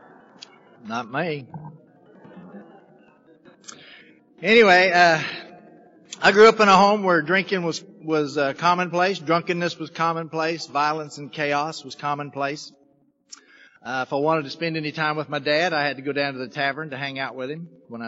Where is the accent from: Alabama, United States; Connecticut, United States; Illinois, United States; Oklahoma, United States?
Oklahoma, United States; Oklahoma City; moved away; I'm from Oklahoma, originally. Oklahoma City's where I was born. Grew up in relative poverty